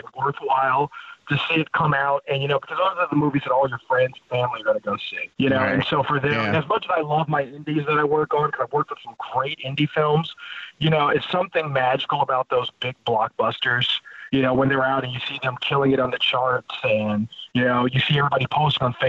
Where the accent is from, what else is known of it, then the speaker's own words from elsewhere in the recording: Chicago, Illinois, United States; moved away as an adult; also born or lived in Ohio; now in California, United States; I was born and raised in Chicago, and I actually did my undergrad at Ohio State. So pretty much just Midwestern raised